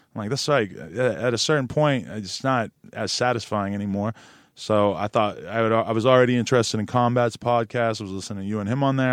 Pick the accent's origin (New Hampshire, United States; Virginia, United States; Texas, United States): New Hampshire, United States; Nashua; now in Los Angeles, United States; where I grew up in New Hampshire